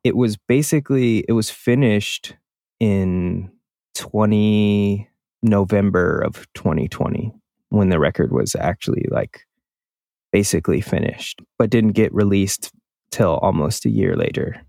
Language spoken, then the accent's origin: English; Milwaukee, Wisconsin, United States; I had this friend that I grew up with in Milwaukee.